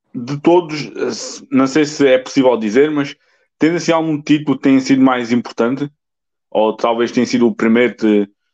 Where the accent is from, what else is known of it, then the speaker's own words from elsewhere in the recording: Alentejo, Portugal; eu sou do Alentejo